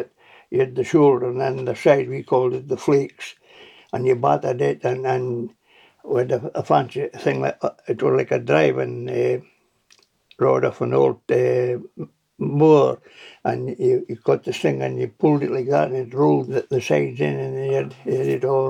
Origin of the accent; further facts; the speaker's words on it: Gretna, Scotland, United Kingdom; moved away as an adult; now in Tobermory, United Kingdom; we moved from Gretna Green to Gretna and got a three-bedroom council of what it was.